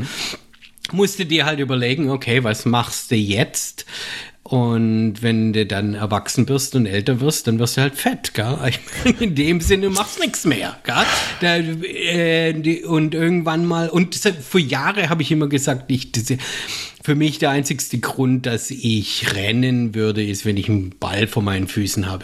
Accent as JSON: {"language": "German", "country": "Germany", "accent": "German", "moved": "yes", "lives_now": "United States", "said": "als Deutscher"}